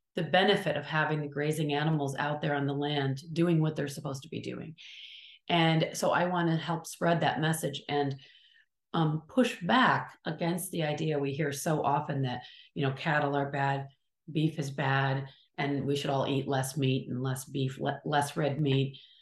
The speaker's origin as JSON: {"language": "English", "town": "Kalamazoo", "region": "Michigan", "country": "United States", "tie": "born or raised there", "moved": "yes", "lives_now": "California, United States", "said": "I'm from sort of the middle, upper middle part of the country, the state of Michigan"}